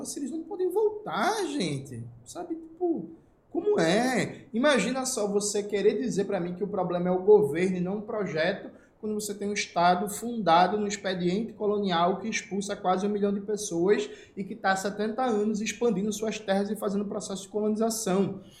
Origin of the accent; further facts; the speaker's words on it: Northeast Region, Brazil; Eu saí a primeira vez do Nordeste brasileiro em 2015, eu tinha 25 anos